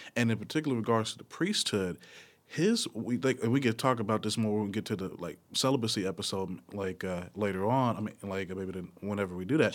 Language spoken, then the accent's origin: English; Nashville, Tennessee, United States; from Nashville, uh, Tennessee.